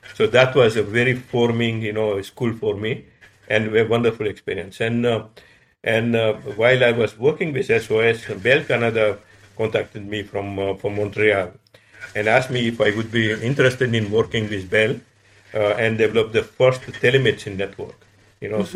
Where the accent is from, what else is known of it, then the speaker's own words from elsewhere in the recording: Madagascar; moved away; also born or lived in Paris, France; I was born in Madagascar.